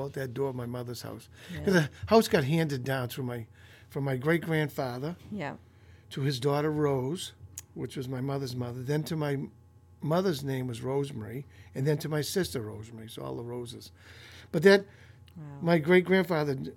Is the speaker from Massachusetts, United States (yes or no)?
yes; Belmont, Massachusetts, United States; growing up in Belmont there, on Hull Street where I grew up, I attended Butler School